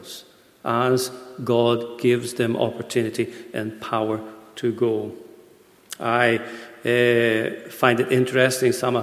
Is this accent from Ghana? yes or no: no; Brazil; now in Broughty Ferry, United Kingdom; I'm not from the UK. I'm all the way from Brazil